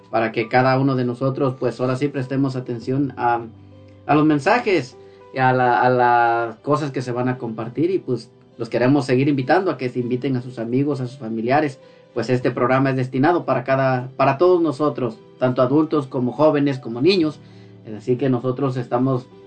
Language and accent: Spanish; Aberdeen, Washington, United States; yo mm, soy de Aberdeen, Washington, me siento muy contento